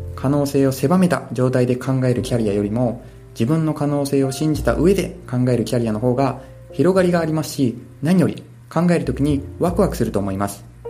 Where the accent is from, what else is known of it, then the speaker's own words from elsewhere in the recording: Kansai, Japan; moved away as an adult; also born or lived in Tokyo; 妻のサポートがしやすい地元関西に移動をしたりしました